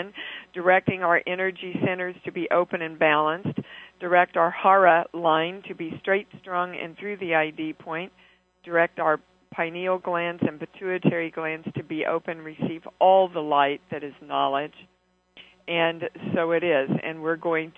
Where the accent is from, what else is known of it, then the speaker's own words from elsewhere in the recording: Kansas City, United States; moved away; I'm in Kansas City, my hometown.